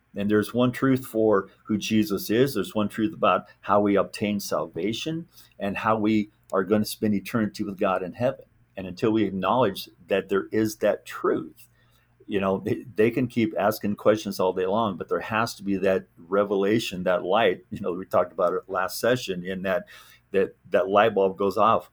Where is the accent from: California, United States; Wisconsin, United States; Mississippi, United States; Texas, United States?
California, United States; Southern; also born or lived in Neodesha, Kansas; birthright is Kansas, but I was raised in California